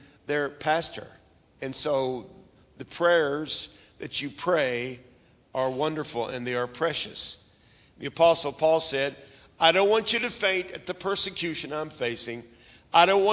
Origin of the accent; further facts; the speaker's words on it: Oklahoma, United States; I was raised up in Oklahoma, and right near where I was raised, just to the west of us, was a big lake called Lake Keystone